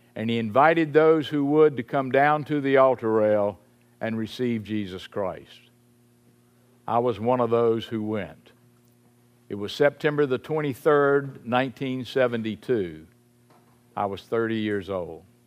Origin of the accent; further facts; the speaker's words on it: Salisbury, North Carolina, United States; I grew up in Saint Paul's Episcopal Church in Salisbury, North Carolina